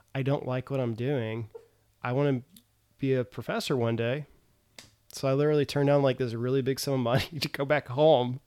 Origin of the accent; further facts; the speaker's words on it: Tennessee, United States; moved away as an adult; now in South Korea; I'm actually from Tennessee